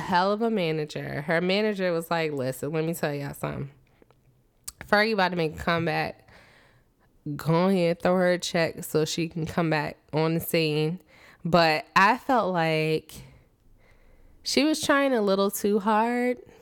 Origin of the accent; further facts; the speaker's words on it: Richmond, Virginia, United States; I'm from Richmond